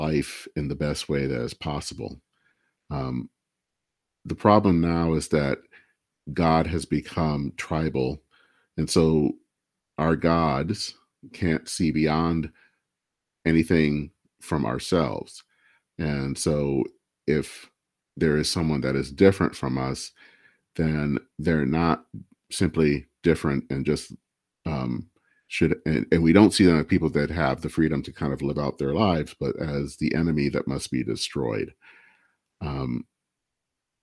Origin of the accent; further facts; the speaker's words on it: Michigan, United States; I hail from Michigan, and Dale Kildee was the person that represented my a part of the state